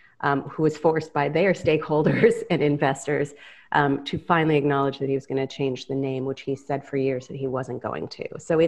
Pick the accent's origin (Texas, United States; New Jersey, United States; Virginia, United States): Virginia, United States; D.C., Northern; I grew up outside D.C. in Northern Virginia. It's about 10 minutes outside Washington, D.C.